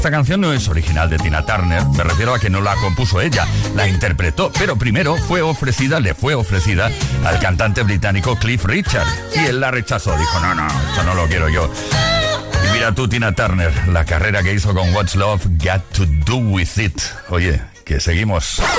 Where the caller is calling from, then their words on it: Cartagena, Region of Murcia, Spain; de Cartagena, yo lo más gracioso que he hecho, por decir algo, por decir algo, era en una feria de mi pueblo